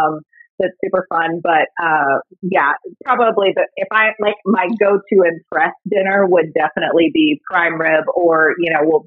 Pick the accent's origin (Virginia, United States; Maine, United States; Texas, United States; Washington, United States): Texas, United States; I'm from Texas, so grew up on country music.